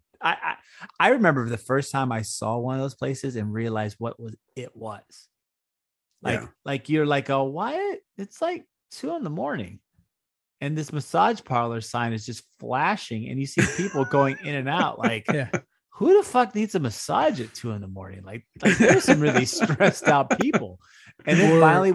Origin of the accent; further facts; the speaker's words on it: Houston, Texas, United States; when we were growing up in Houston